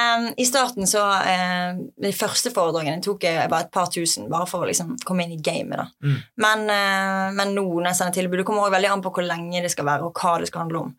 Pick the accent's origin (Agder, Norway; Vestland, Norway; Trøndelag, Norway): Vestland, Norway; Bergen; jeg er fra Bergen og har masse venner og familie her fra før